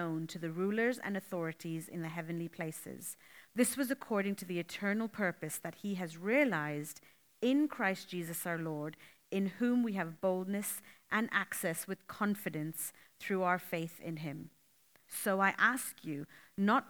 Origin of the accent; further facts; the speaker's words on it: Canada; moved away as an adult; now in Australia; I'm from Canada and I've moved to Australia 5 months ago